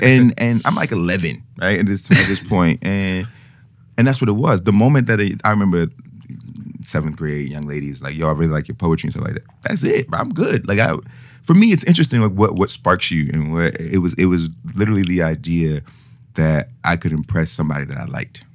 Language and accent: English; United States; I'm I'm an American, obviously, and yeah, I'm very American.